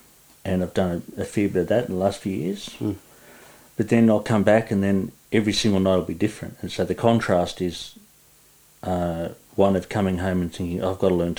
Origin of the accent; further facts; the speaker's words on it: Sydney, New South Wales, Australia; also born or lived in Perth; It's now apartments. And I lived in Earlwood, you know, sort of inner westish, for about 10 years.